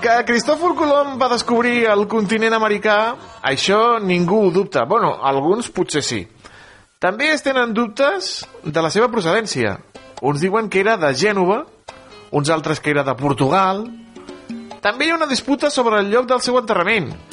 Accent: Reus, Catalonia, Spain; jo sóc de Reus de tota la vida

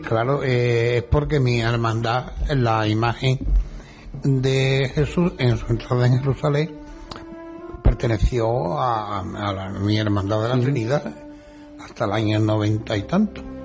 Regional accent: Utrera, Andalusia, Spain; born or raised there

